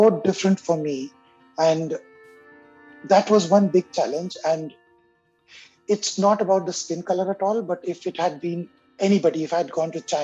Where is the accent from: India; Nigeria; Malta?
India; first language Hindi; English is a second language; moved away as an adult; also born or lived in Africa / Egypt; now in Montreal, Canada; I was born in India